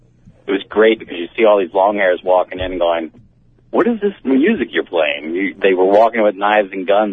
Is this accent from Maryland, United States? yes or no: yes; Baltimore, Maryland, United States; also born or lived in Los Angeles / Scottsdale; now in Los Angeles / Scottsdale, United States; I'm from Baltimore, born and raised, brother. I live between L.A. and Scottsdale now